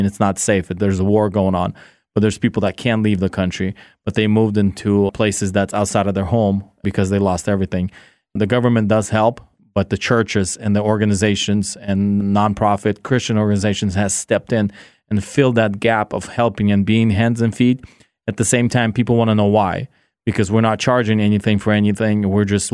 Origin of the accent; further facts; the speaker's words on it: California, United States; moved away as an adult; also born or lived in Kyiv region, Ukraine / Seattle, United States; now in Ukraine; My parents moved to California when I was 9 years old. I grew up in California